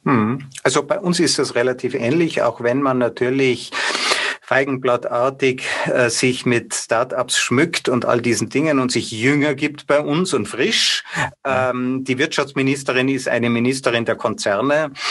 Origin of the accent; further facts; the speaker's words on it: Austria; bei uns in Österreich